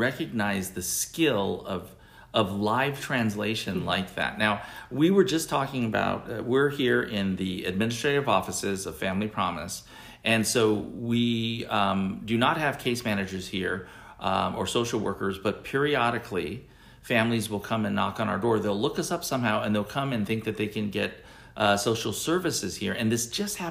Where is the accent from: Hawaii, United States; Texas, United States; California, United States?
Hawaii, United States; first language English; I'm native Hawaiian, but I only speak English.